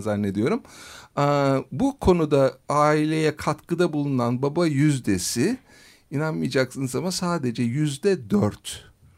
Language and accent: Turkish; Ankara, Turkey; also born or lived in United States; Ankara doğumluyum